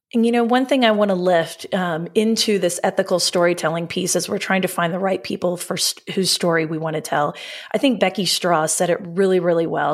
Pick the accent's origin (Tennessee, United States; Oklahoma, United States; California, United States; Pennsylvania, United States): Oklahoma, United States; we're from Oklahoma, so we say data, not data